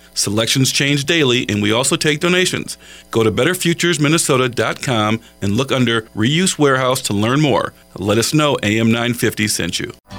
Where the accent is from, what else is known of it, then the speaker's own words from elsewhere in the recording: Selma, Alabama, United States; now in Birmingham, United States; I grew up in Selma, Alabama